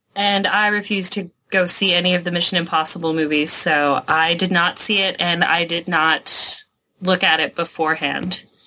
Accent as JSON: {"language": "English", "country": "Canada", "said": "I'm from Canada"}